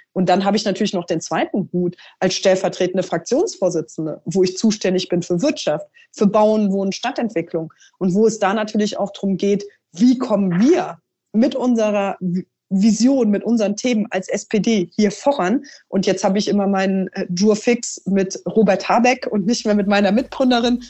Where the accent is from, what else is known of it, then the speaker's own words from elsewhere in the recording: Trier, Rhineland-Palatinate, Germany; in meiner Heimat